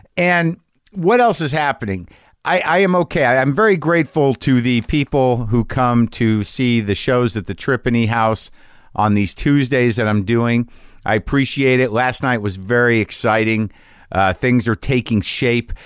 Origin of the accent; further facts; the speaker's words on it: Albuquerque, New Mexico, United States; moved away; in my hometown